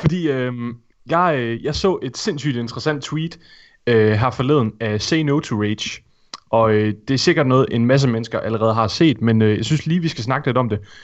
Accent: Thisted, North Denmark Region, Denmark; moved away; hvor jeg kommer fra, Morten? Tissted

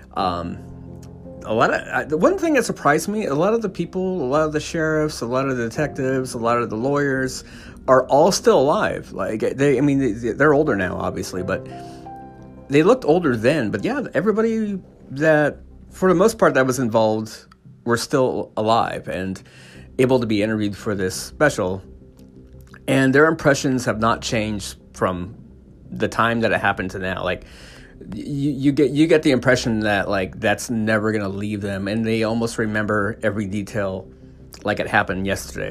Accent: California, United States; I grew up in California in the early '80s

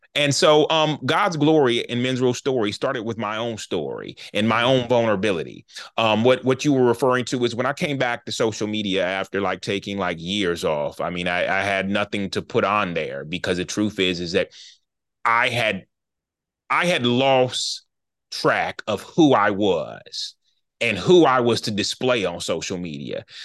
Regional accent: Charlotte, North Carolina, United States; I'm from Charlotte, North Carolina. We both went to school together

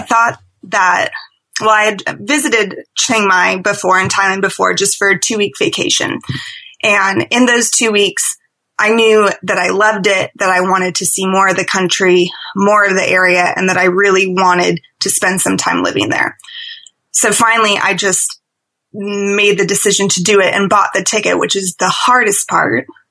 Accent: Seattle, Washington, United States; moved away as an adult; also born or lived in London; I'm originally from Seattle

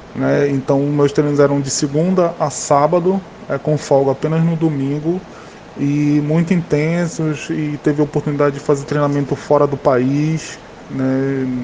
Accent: Macapá, Amapá, Brazil; moved away; quando eu saí de Macapá

